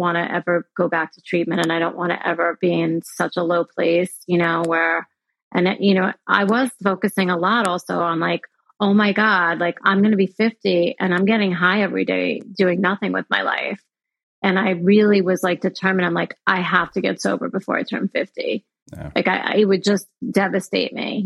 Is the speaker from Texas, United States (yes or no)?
no; New York, United States; moved away as an adult; now in Florida, United States; I'm from New York